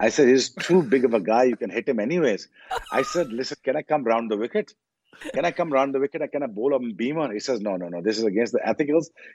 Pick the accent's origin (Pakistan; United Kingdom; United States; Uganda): Pakistan; as a Pakistani